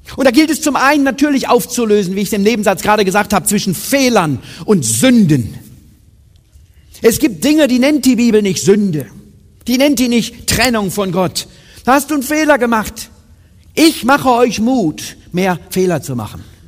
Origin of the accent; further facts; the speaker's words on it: Germany; Meine Eltern sind in ein Missionswerk gezogen, als ich drei war, also nach Siegen sozusagen, in Süddeutsche